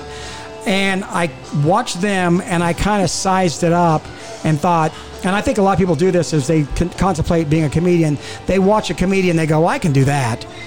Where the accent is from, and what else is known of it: South Carolina, United States; born or raised there; moved away; also born or lived in California